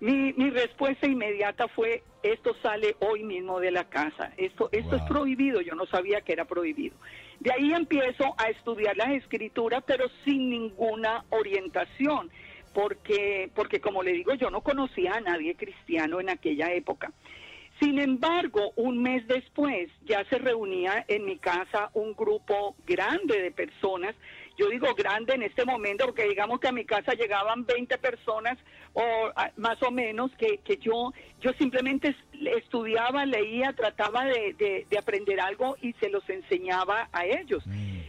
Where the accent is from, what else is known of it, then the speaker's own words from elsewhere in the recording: Armenia, Quindío, Colombia; moved away as an adult; also born or lived in Long Island, United States; now in United States; yo nací en Armenia, en Colombia, y, y allá, bueno, viví prácticamente toda mi vida